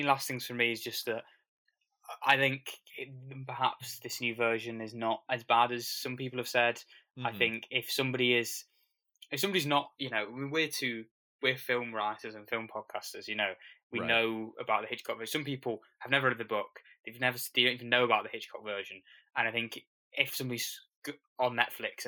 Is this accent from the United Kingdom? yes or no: yes; United Kingdom; As a Brit